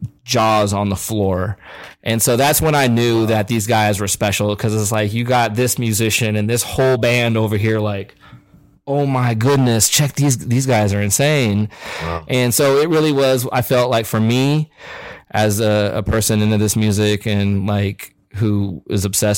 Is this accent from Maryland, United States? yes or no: no; Topeka, Kansas, United States; born or raised there